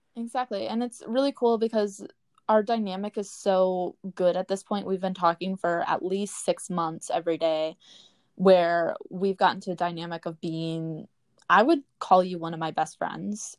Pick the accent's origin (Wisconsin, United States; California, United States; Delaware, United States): Wisconsin, United States; Readstown; now in Orlando, United States; I grew up in Reedstown